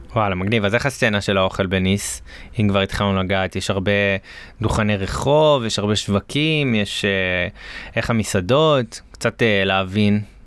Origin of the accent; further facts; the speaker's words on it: Galilee, Northern District, Israel; אני, אני גדלתי בגליל, אז אנחנו היינו הולכים לכנרת